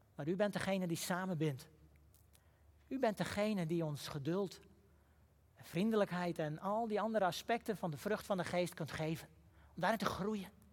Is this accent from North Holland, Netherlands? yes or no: yes; Huizen, North Holland, Netherlands; In het dorp waar ik ben opgegroeid, huizen